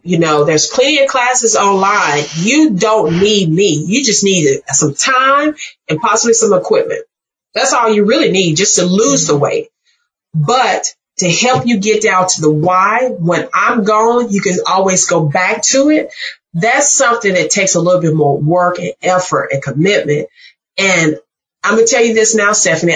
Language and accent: English; Mississippi, United States; I'm from Mississippi